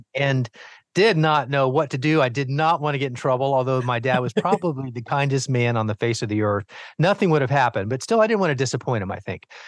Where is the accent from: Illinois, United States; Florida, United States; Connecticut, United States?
Florida, United States; Miami; as the youngest of four boys growing up in Miami, Florida